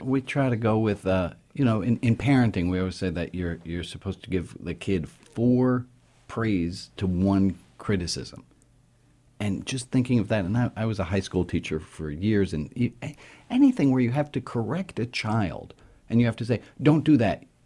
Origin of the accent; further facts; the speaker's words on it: New York City, New York, United States; I grew up in New York City to a v, a progressive, liberal Jewish family.